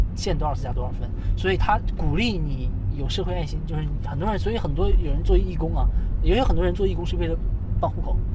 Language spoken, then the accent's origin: Chinese; Northeast China, China; moved away as an adult; now in Shenzhen, China; 我家就是东北的一个小镇